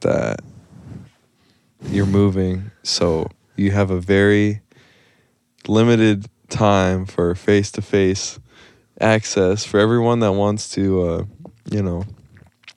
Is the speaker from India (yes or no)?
no; the South, United States; now in Tucson, United States; I'm from the South